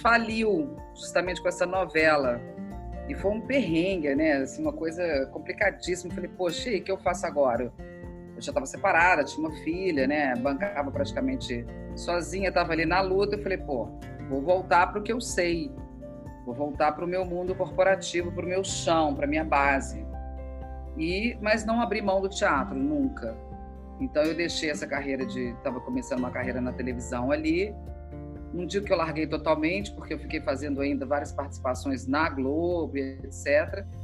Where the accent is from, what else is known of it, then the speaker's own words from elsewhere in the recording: Minas Gerais, Brazil; moved away as an adult; also born or lived in São Paulo; now in Rio de Janeiro, Brazil; Eu sou mineira